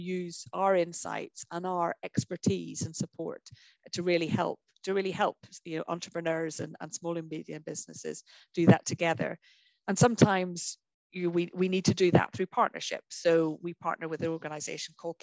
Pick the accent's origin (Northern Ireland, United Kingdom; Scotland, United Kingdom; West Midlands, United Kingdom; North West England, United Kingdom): Northern Ireland, United Kingdom; I grew up in Northern Ireland.